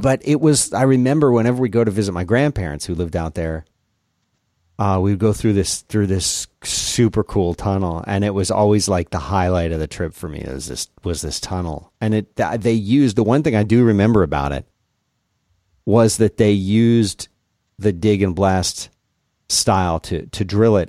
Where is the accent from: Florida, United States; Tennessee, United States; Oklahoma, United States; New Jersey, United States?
Florida, United States; South; growing up in South Florida and then going to college in Central Florida